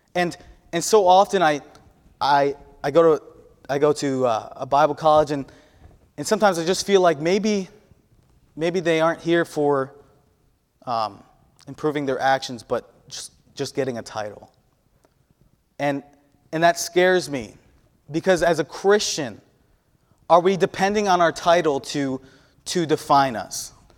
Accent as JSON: {"language": "English", "region": "New York", "country": "United States", "moved": "yes", "said": "I'm from the Northeast"}